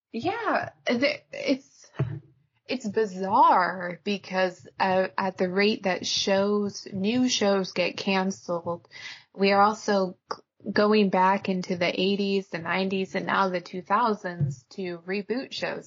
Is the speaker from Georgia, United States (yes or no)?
no; Alaska, United States; I grew up in Alaska